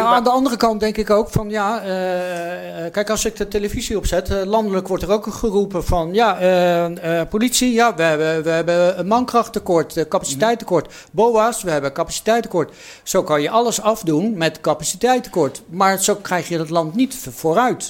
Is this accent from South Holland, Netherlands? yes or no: yes; The Hague, South Holland, Netherlands; ik ben geboren en getogen Hagenaar